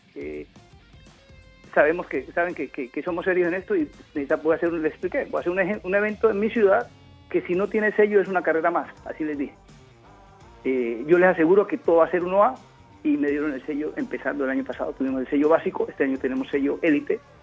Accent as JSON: {"language": "Spanish", "town": "Juradó", "region": "Chocó", "country": "Colombia", "tie": "born or raised there", "also_born_or_lived": "Buenaventura, Colombia / Quibdó, Colombia / Cali, Colombia / United States", "moved": "yes", "said": "yo nací en Buenaventura, me crié en Jurado Chocó, en la frontera con Panamá, en el Pacífico, luego vine a Quibdó y a Cali."}